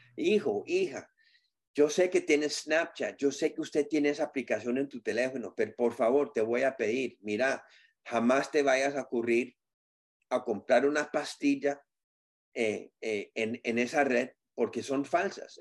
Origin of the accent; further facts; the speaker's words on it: Colombia; como decimos nosotros en Colombia